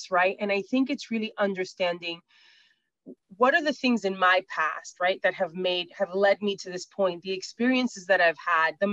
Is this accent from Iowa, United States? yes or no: no; New York City, New York, United States; I'm from Brooklyn